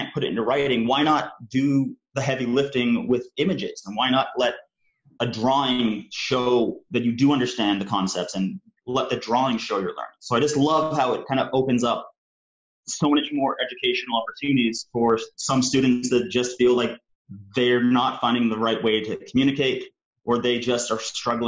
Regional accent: Canada; also born or lived in United Kingdom; I'm a Canadian and British cartoonist, filmmaker, and educator.

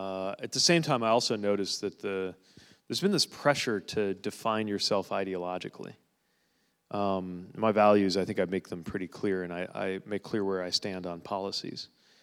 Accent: South Bend, Indiana, United States; It's, you know, I'm from the Bend, so that's pretty natural.

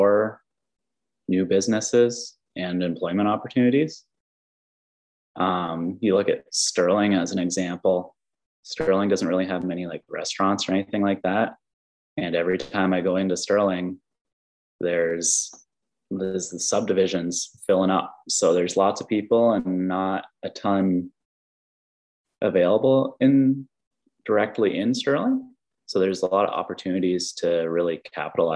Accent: Springbrook, Ontario, Canada; I grew up in Springbrook. So I have a lot of family in the area.

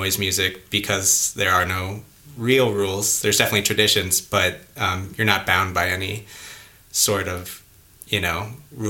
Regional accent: St. Louis, Missouri, United States; moved away as an adult; now in Washington, D.C., United States; I'm from St. Louis, Missouri, originally.

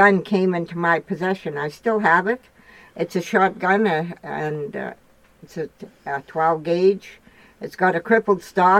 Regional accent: Roche Percée, Saskatchewan, Canada; I grew up in the Roche Percée, Saskatchewan, down by the American border, and my grandfather and grandmother raised me. And because my dad went to war, I was born 2 days after the Second World War

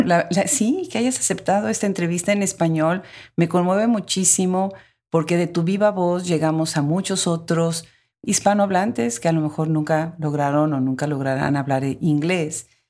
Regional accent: Puebla, Mexico; Puebla, mi ciudad natal.

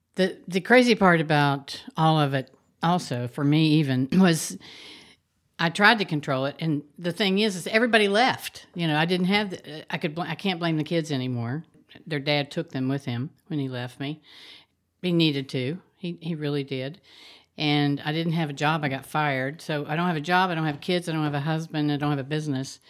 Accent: Huntington, West Virginia, United States; my hometown, Huntington, West Virginia

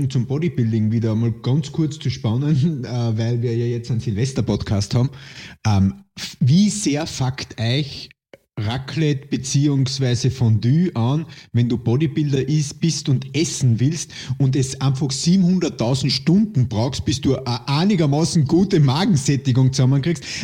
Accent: Poland; Ich bin Pole.

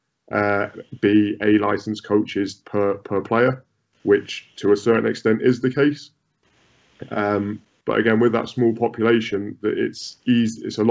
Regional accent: United Kingdom; moved away; as British coaches

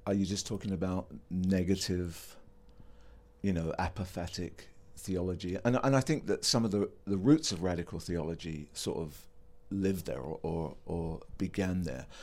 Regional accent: England, United Kingdom; I'm English

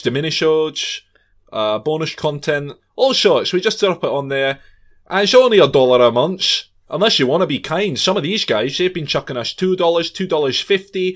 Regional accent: Scotland, United Kingdom; That's as Scottish as I come

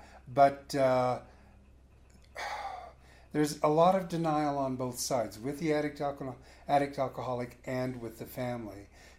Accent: San Francisco, California, United States; San Francisco.

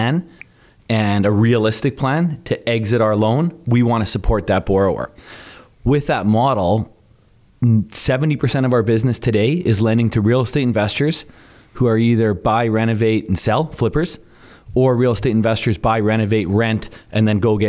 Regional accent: Thunder Bay, Ontario, Canada; now in Calgary, Canada; Thunder Bay, Ontario

